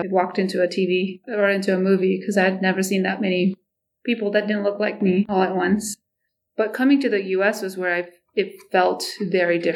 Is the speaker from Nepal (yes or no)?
yes; Nepal; English is a second language; also born or lived in Canada; now in Ankeny, United States; I grew up in Nepal. I lived part of my life in Canada.